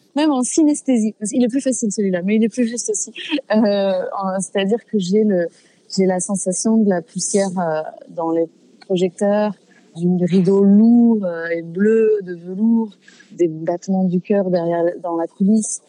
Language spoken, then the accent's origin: French; Fontenay-aux-Roses, Île-de-France, France; also born or lived in Paris 14th arrondissement; Je suis née dans le 14e et j'ai grandi en, à Fontenay-aux-Roses, dans 92